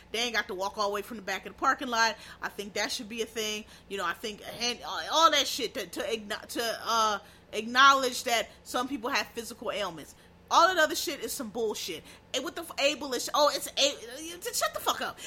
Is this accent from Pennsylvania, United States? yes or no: yes; Pennsylvania, United States; I'm from Pennsylvania